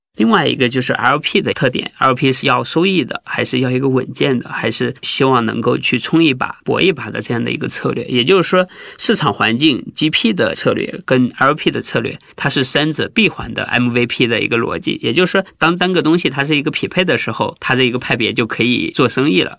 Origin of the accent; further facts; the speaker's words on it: Henan, China; moved away as an adult; also born or lived in Zhengzhou / Guangzhou; now in Beijing, China; 我是河南农村的嘛，河南驻马店的，八岁的时候我们村里才通电